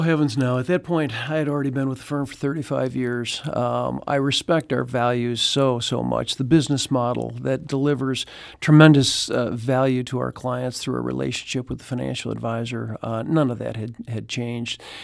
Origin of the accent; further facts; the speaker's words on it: Chicago, Illinois, United States; now in Saint Louis, United States; I grew up in Chicago